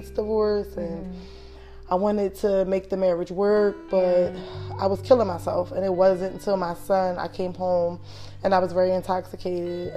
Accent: Philadelphia, Pennsylvania, United States; I grew up in Philadelphia, Southwest Philadelphia.

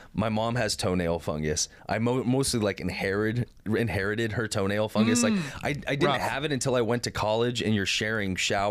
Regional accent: Los Angeles, California, United States; now in Oregon City, United States; so my parents live in Oregon City, and when we moved up here from California, we moved to Oregon City.

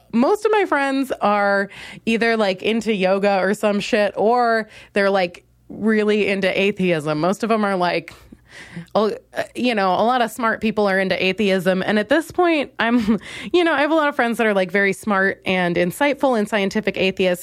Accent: Minnesota, United States; now in Chicago, United States; I'm from Minnesota, so I've been around white people all my life

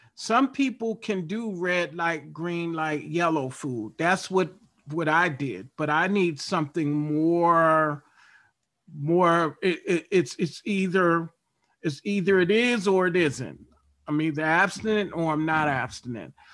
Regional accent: Baltimore, Maryland, United States; I grew up in Baltimore, Maryland

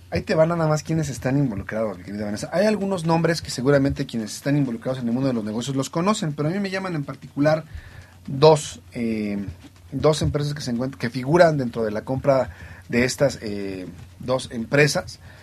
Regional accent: Mexico; somos los mexicanos

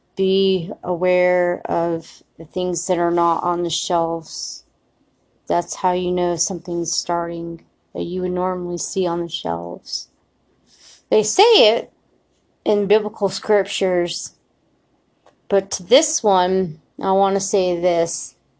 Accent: United States; we as American citizens

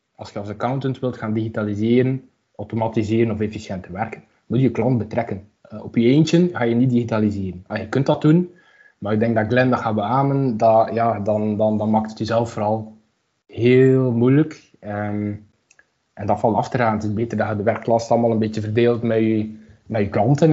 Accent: Aalst, Flanders, Belgium; moved away as an adult; now in Ghent, Belgium; ik kom uit Aalst

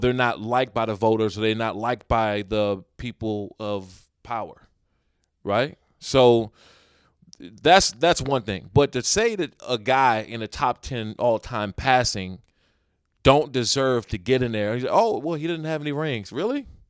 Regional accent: United States; moved away

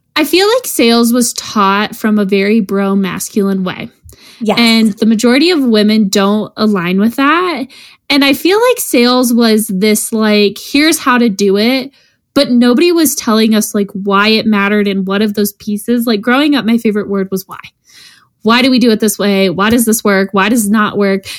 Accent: Colorado, United States; we're from Colorado

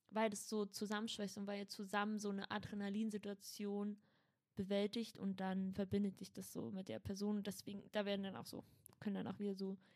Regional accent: Berlin, Germany; Nee, ich komme aus Schöneberg.

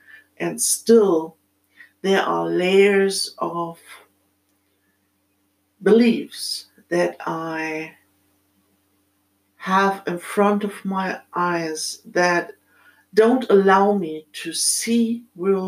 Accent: Germany; accent: German; English is a second language; as you might have heard from my accent, I'm born in Germany in this lifetime.

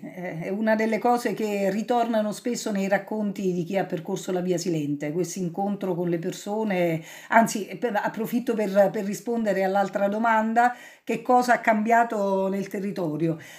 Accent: Cilento, Campania, Italy

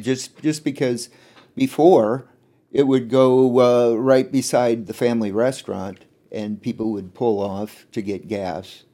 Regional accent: Chenoa, Illinois, United States; it was fun growing up in Shinoa

